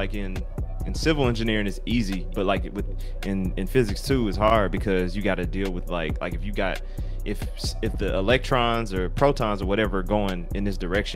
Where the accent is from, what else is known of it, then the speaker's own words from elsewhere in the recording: the South, United States; being from the South